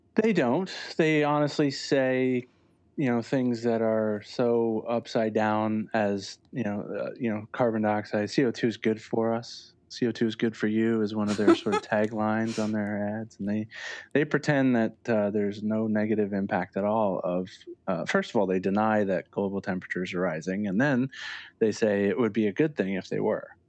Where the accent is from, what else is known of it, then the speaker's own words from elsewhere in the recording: Lakeville, Connecticut, United States; I grew up in Lakeville, which is in the northwest corner